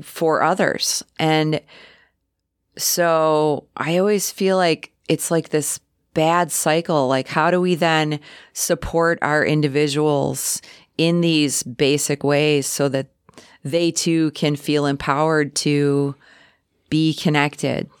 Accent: Chicago, Illinois, United States; now in Sheboygan County, United States; a transplant from Chicago

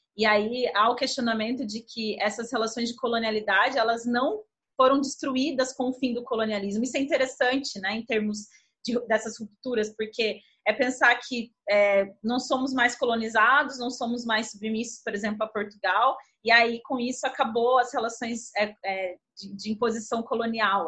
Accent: Brazil; enquanto brasileiras e brasileiros

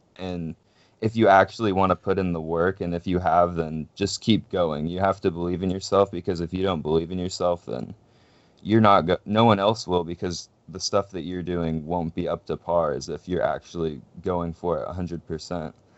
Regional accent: Pacific Northwest, United States; we're from the Pacific Northwest

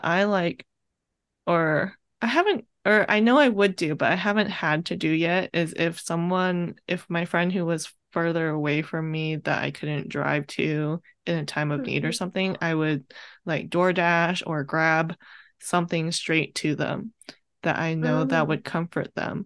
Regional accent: California, United States; I'm Viet for one, and then I grew up in California

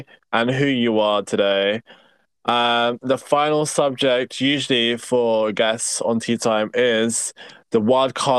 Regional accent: United Kingdom; accent: British; I have like a particular British accent which is a little bit different

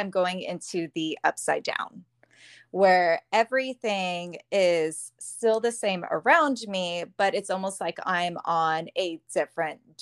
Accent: right outside of the Bay Area, California, United States; now in Sacramento, United States; I grew up in California, right outside of the Bay Area, and I moved to Sacramento

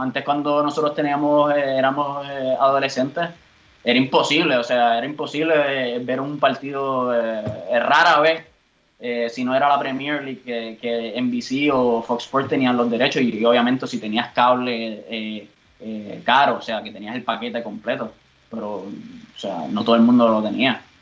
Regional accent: Bayamón, Puerto Rico; moved away as an adult; now in Germany; me he formado toda la vida en, Puerto Rico. Eh, nací en Bayamón, eh, de madre puertorriqueña y padre peruano

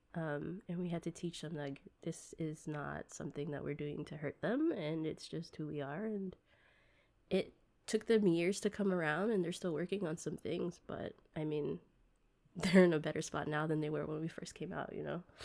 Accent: United States; growing up in the States

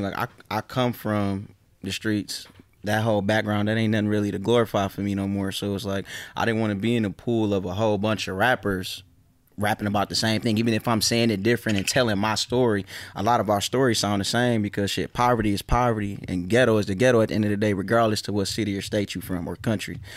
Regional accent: Detroit, Michigan, United States; I'm from Joy Road. I'm from a real part of my neighborhood, you know, and I'm not one of the ones that grew up and start claiming my hood because everybody else was claiming, like, I was born from the soil.

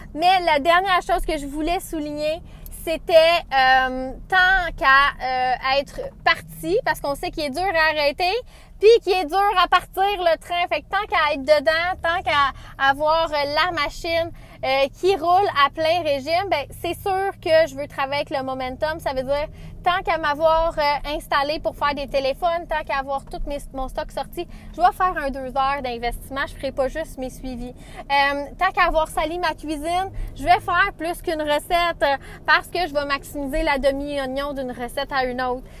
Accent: Saint-Félix, Quebec, Canada; Je suis de Saint-Félix dans l'anneau

